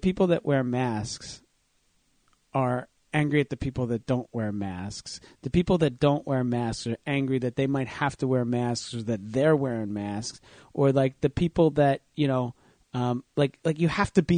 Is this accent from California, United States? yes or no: no; New Jersey, United States; my hometown